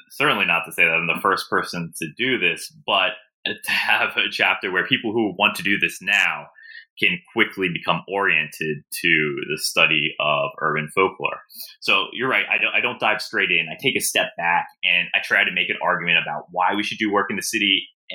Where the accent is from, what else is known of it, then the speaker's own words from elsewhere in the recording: Baltimore, Maryland, United States; born there; That's correct. I was born in Baltimore, Johns Hopkins.